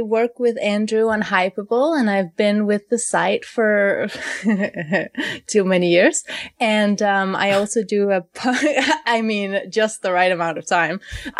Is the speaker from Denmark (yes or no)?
yes; Denmark; I'm from Denmark, and I'm a woman